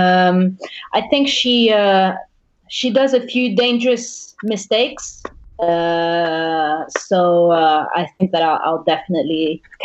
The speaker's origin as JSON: {"language": "English", "country": "Sweden", "tie": "born or raised there", "also_born_or_lived": "Uruguay / Thailand", "moved": "yes", "lives_now": "France", "said": "I was born in Uruguay, I was raised in Sweden, and now I'm living in France, training in Thailand"}